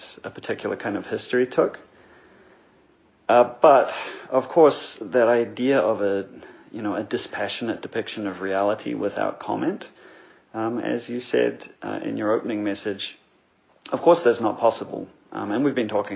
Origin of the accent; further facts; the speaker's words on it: New Zealand; now in Montreal, Canada; I grew up in New Zealand, where the Maori are the indigenous population